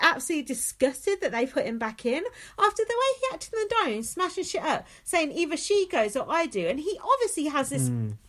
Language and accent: English; London, United Kingdom; Anyway, I'm from Uptown London, so don't mess with me.